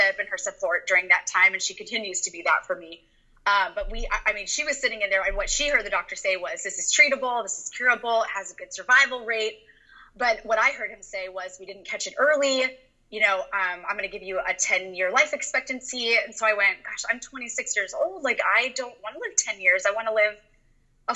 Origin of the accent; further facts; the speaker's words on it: Orange, California, United States; now in Encinitas, United States; I grew up in Orange, California